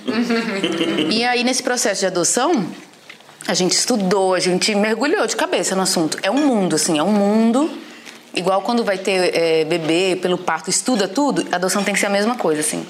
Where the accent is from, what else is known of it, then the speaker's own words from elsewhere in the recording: Recife, Pernambuco, Brazil; moved away as an adult; also born or lived in Fortaleza; now in Montemor, Brazil; sou de Recife. Na verdade, nasci em Fortaleza, mas fui criada em Recife e parei aqui por causa do Ângelo